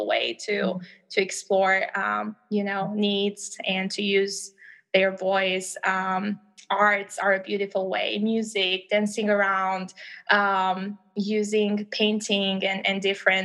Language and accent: English; Albania; English is a second language; now in United States; I'm from Albania originally, as I've shared previously. And that means that English is not my first language